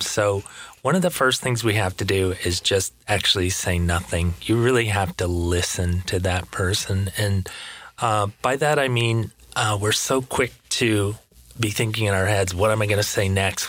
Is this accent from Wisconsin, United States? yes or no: no; Michigan, United States; now in West Palm Beach, United States; I'm from Michigan. I live in Florida now